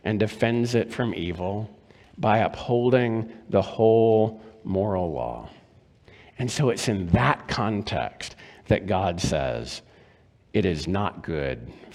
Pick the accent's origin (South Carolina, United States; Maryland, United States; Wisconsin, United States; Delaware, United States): Maryland, United States; When I was growing up in Maryland, my grandparents lived in Florida